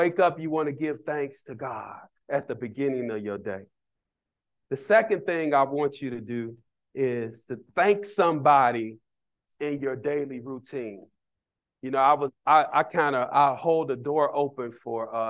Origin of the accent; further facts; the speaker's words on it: Chicago, Illinois, United States; I didn't see married couples growing up in Cabrini Green.